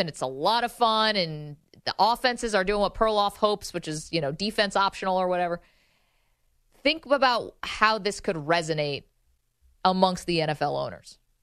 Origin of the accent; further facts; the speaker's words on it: upstate New York, United States; moved away as an adult; also born or lived in Washington, D.C.; I'm from upstate New York